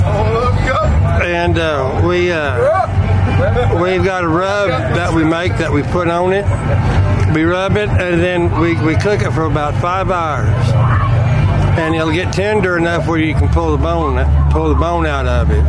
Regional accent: Monahans, Texas, United States; moved away as an adult; now in North Dakota, United States; From Monahans, Texas

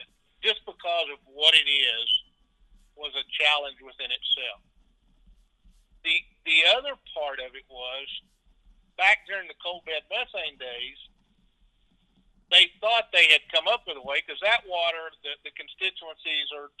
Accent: Edinburg, Texas, United States; I was raised in South Texas, graduated in 1973 from Edinburgh High School

